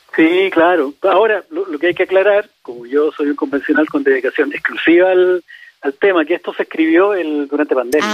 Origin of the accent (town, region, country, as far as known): Chile